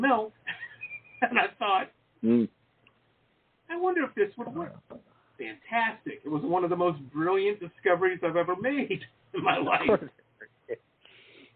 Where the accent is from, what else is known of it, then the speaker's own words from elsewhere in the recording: Detroit, Michigan, United States; growing up in Detroit, Metro Detroit